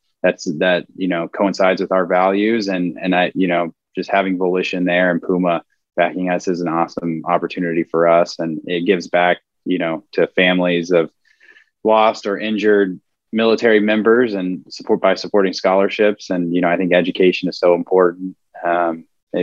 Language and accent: English; Houston, Texas, United States; also born or lived in outside Fort Worth, Texas; my hometown